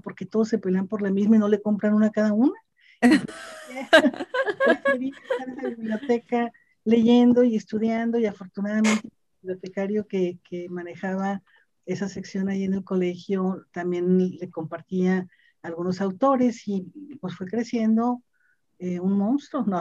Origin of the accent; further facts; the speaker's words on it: Monterrey, Nuevo León, Mexico; soy una eh, regiomontana, una mujer que nació en, el seno de una familia